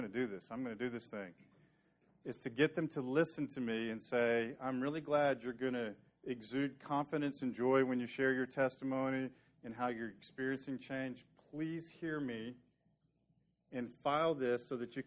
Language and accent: English; Dallas, Texas, United States; my childhood memories of growing up in Dallas